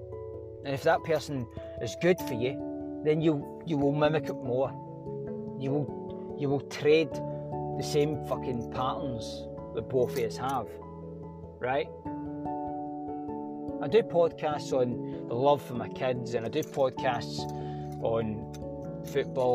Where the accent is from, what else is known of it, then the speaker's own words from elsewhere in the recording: Glasgow, Scotland, United Kingdom; I'm a boy from Glasgow, right? Scotland and Glasgow. Drumchapel, Bishop Briggs, Springburn. Stayed in Paisley, Prestwick, fucking wherever. I've stayed all about Glasgow. I've grew up in Glasgow.